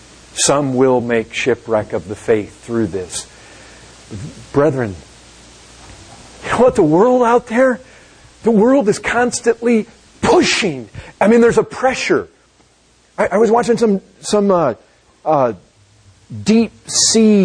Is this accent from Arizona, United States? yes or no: no; Michigan, United States; I grew up in Michigan. We had lots of lakes